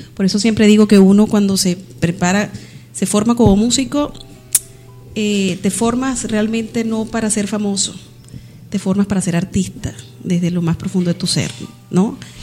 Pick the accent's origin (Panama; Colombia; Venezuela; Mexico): Venezuela; now in Valencia, Spain; Como venezolana